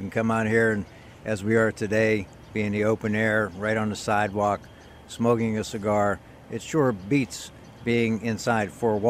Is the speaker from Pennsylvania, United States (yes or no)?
yes; Beaver Falls, Pennsylvania, United States; I grew up here in western Pennsylvania in a town that many people are familiar with because it is the hometown of the one and only the legendary Broadway Joe Willie Namath. That would be Beaver Falls in Beaver County